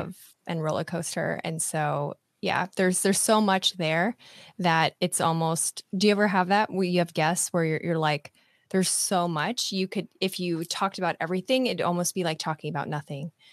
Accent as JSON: {"language": "English", "region": "Nebraska", "country": "United States", "moved": "yes", "said": "I'm from Nebraska originally"}